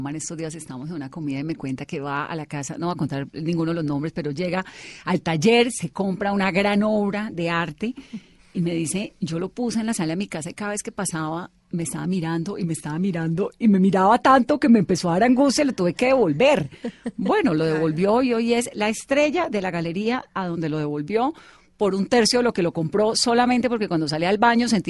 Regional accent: France; moved away as an adult; now in Colombia; soy francesa.

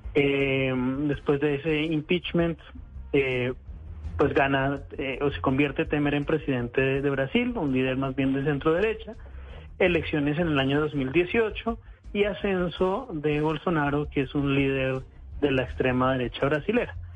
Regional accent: Colombia; yo nací en Colombia

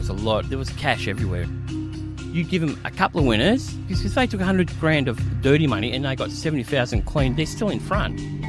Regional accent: Braybrook, Victoria, Australia; As kids growing up in Braybrook, all you wanted to do was either be an athlete or a criminal.

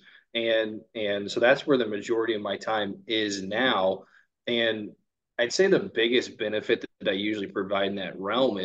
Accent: Evansville, Indiana, United States; now in Peru, United States; I'm born and raised in Evansville, Indiana

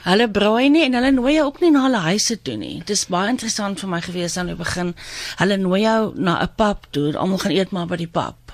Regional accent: South Africa; moved away as an adult; now in London, United Kingdom; waar ons vandaan kom

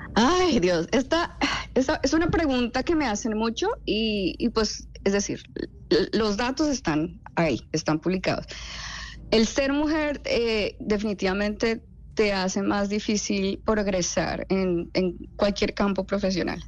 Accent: Neiva, Huila, Colombia; moved away; also born or lived in Bogotá; yo soy de Neiva, soy hija de dos médicos

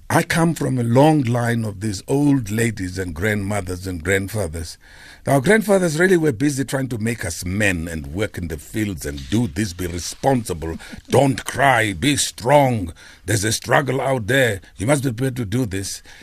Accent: Port Elizabeth, Eastern Cape, South Africa; I'm from New Brighton, Airport Elizabeth.

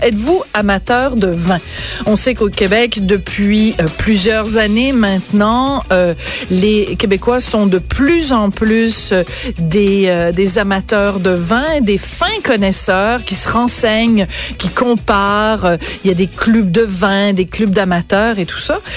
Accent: Bordeaux, Nouvelle-Aquitaine, France; je suis née à Bordeaux en 1965.

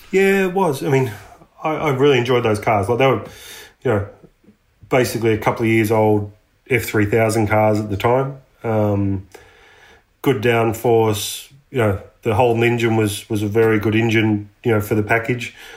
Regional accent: Latrobe Valley, Victoria, Australia; also born or lived in United States; we grew up um, Latrobe Valley, which is a you know power generation area of Victoria

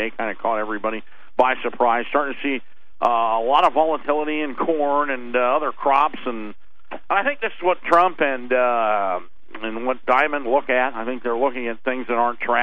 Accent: Scottsdale, Arizona, United States; I grew up in Scottsdale, Los Arcos Mall

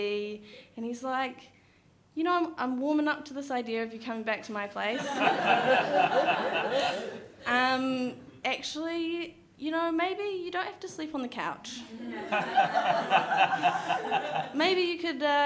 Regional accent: New Zealand; also born or lived in New York; as I was from New Zealand

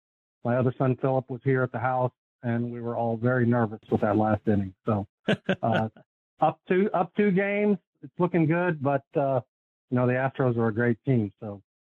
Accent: Fort Worth, Texas, United States; also born or lived in Houston, Texas; I was born in Houston, but I've lived in Fort Worth since I was 10. So I'm a Fort Worth guy. I grew up at Colonial Country Club.

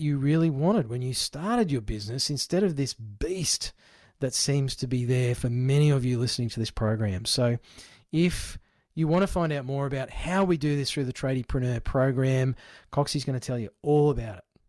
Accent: Queensland, Australia; growing up in Queensland, was um, where we lived

